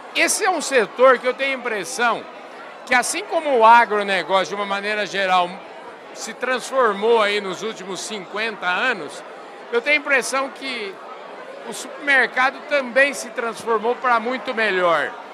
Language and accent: Portuguese; Porangaba, São Paulo, Brazil; como eu sou de Porangaba